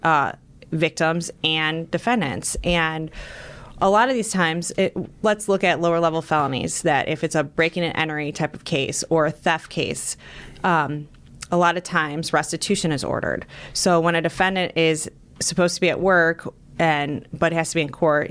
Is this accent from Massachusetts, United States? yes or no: no; North Ridgeville, Ohio, United States; I grew up in North Ridgeville